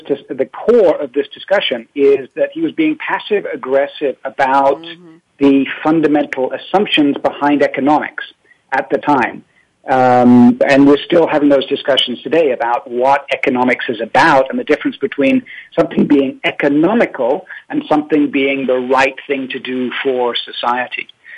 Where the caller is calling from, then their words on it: Paris, Île-de-France, France; I'm calling from Paris.